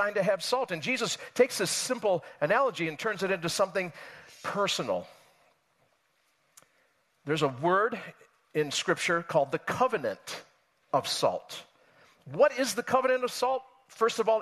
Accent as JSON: {"language": "English", "area": "Rochester area", "region": "Western New York State", "country": "United States", "tie": "born or raised there", "said": "I grew up in Western New York State. That's where I'm from. You can tell by my accent, of course. Rochester, New York area, but a little bit outside"}